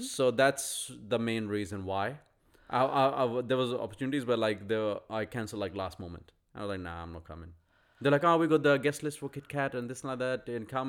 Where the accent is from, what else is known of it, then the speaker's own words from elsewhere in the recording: India; this is me being Indian